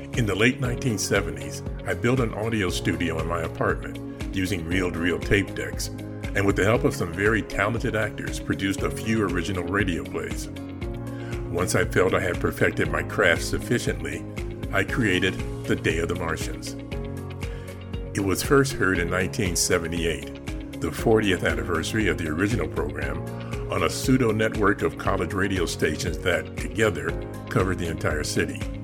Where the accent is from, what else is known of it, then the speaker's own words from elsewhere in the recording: Chicago, Illinois, United States; my hometown of Chicago